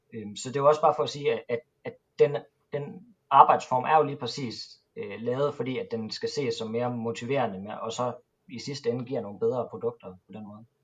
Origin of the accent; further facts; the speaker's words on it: Jutland, Denmark; Jeg er jo jyde